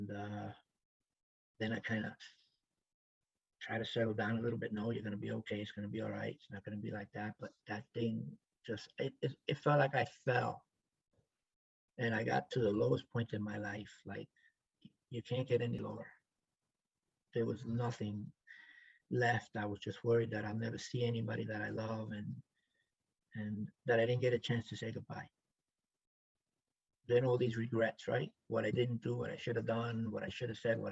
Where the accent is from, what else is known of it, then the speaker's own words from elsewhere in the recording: New York City, New York, United States; I grew up in the South Bronx